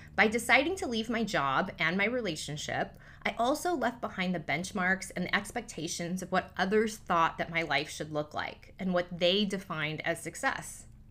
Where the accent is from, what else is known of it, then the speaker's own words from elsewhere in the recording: Newport Beach, California, United States; Growing up in Newport Beach, a predominantly Caucasian neighborhood